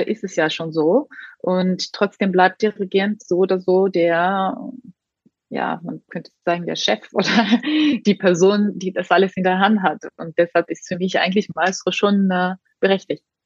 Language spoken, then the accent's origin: German; Tbilisi, Georgia; moved away; also born or lived in Hamburg / Munich; dass ich immer noch so eine Verbindung habe mit meiner Heimat, dass egal wie viele Jahre ich weg bin, komme ich dort zurück und fühle mich trotzdem sehr zu Hause